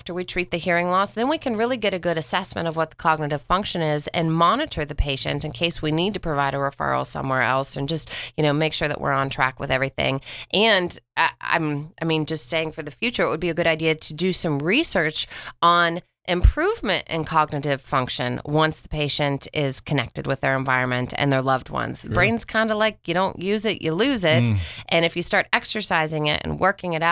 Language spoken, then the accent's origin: English; West Virginia, United States; moved away; I'm originally from West Virginia